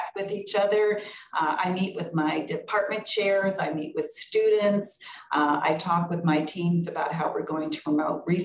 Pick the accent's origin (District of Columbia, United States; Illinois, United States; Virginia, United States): Illinois, United States; Carbondale and Urbana; also born or lived in Decatur, Illinois / Los Angeles / Milwaukee / Chicago; now in North Carolina, United States; I was born in Decatur, but grew up in Carbondale and Urbana